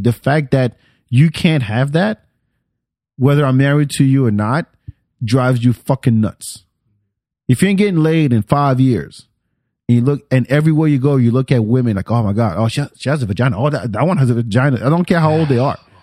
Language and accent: English; France; moved away; I grew up in France